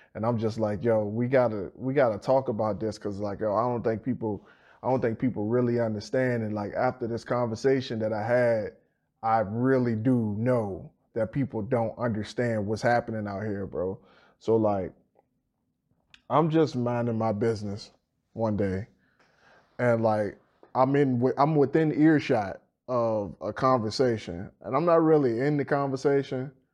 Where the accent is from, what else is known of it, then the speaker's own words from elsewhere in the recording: Petersburg, United States; I'm from Fifth Ward right over in Petersburg